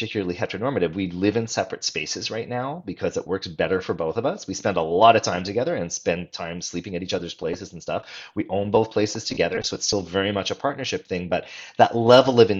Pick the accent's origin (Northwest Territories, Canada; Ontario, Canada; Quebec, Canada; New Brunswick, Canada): Quebec, Canada; Montreal; now in Vancouver, Canada; I grew up in Montreal